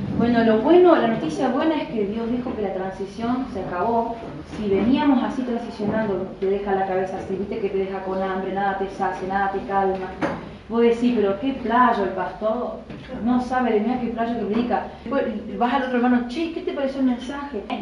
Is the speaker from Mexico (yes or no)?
no; Chaco, Argentina; moved away as an adult; also born or lived in Entre Ríos; nunca salí de Chaco